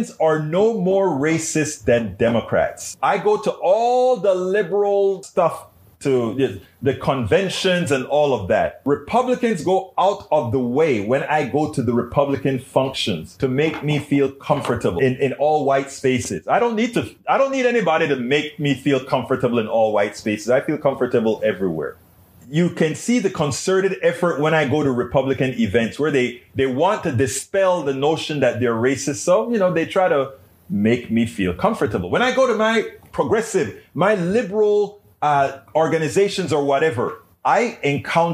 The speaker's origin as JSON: {"language": "English", "country": "Panama", "tie": "born or raised there", "moved": "yes", "said": "I was raised in Panama"}